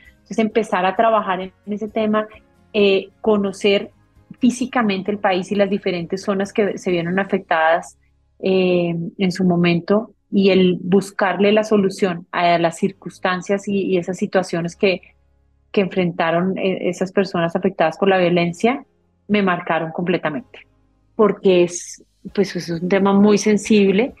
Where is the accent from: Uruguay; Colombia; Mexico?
Colombia; nosotros mismos en Colombia